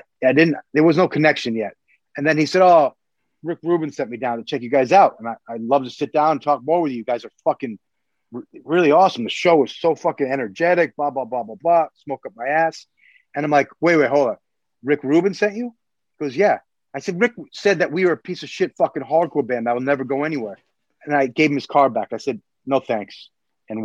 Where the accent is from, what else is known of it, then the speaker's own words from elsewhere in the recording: New York, United States; we're from New York.